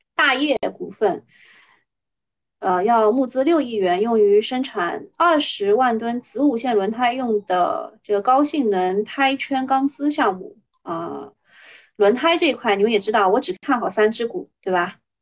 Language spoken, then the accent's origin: Chinese; China; 我们中国人